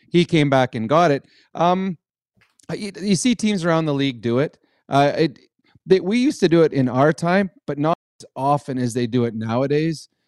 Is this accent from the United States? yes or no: no; Edmonton, Alberta, Canada; I grew up in Edmonton